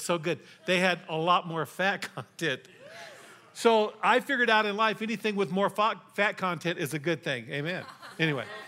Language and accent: English; Colorado, United States; also born or lived in Texas; I was raised here in Colorado